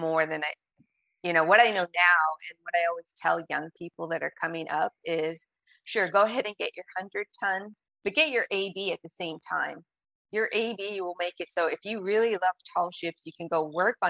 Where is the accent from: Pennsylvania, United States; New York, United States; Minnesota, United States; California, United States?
Pennsylvania, United States; Erie; also born or lived in Milwaukee, Wisconsin; now in New Bedford, United States; growing up in Erie, Pennsylvania